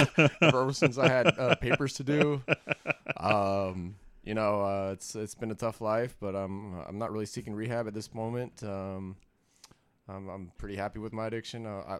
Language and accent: English; Bay Area, California, United States; born and raised in the Bay Area.